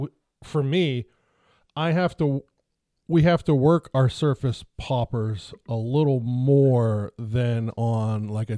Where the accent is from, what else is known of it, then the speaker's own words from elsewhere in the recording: Allegheny River, Pennsylvania, United States; I grew up on the Allegheny.